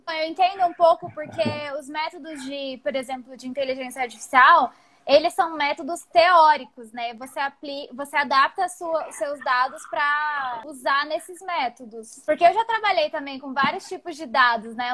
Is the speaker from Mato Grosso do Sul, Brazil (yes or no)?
yes; Campo Grande, Mato Grosso do Sul, Brazil; now in São Carlos, Brazil; eu sou de Campo Grande, é, é, faz parte de um estado ainda muito conservador.